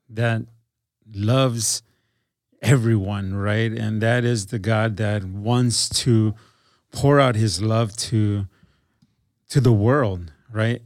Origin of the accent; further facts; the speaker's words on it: Milwaukee, Wisconsin, United States; now in Green Bay, United States; I moved to, um, to Green Bay 'cause I grew up in Milwaukee.